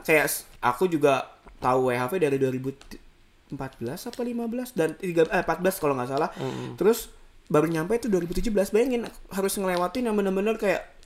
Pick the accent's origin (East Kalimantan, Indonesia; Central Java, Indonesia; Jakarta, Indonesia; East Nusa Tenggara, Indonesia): East Kalimantan, Indonesia; Samarinda; moved away as an adult; now in Australia; kita anak Samarinda